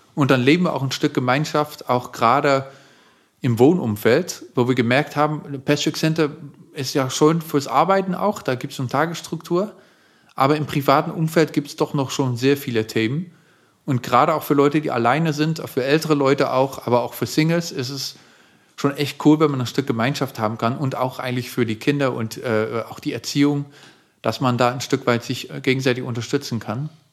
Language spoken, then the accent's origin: German; Netherlands; German is a second language; moved away as an adult; now in Germany; in meiner eigenen Heimatstadt in den Niederlanden